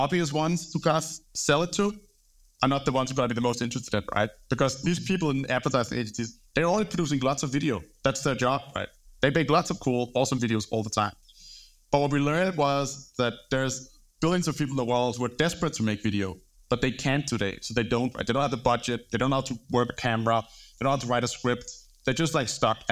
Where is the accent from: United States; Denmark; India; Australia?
Denmark; Copenhagen, Capital Region of Denmark; moved away as an adult; now in London, United Kingdom; I'm from Denmark, grew up in Copenhagen, moved to London